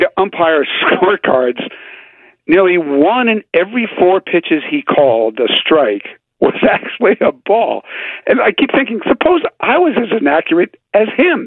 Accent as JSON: {"language": "English", "town": "Philadelphia", "region": "Pennsylvania", "country": "United States", "said": "I'm from Philadelphia."}